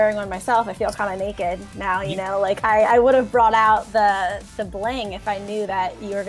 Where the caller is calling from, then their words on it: Washington, District of Columbia, United States; Calling in from the East Coast. So it's 5 p.m. here. Nice. In the DC area.